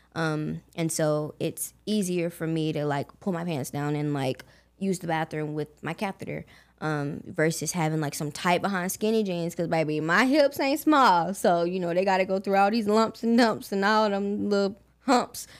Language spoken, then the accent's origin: English; Augusta, Georgia, United States; I was born and raised in Augusta, Georgia